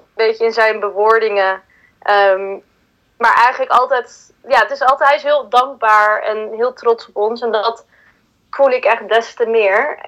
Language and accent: Dutch; Huizen, North Holland, Netherlands; Ik ben dus in Huizen opgegroeid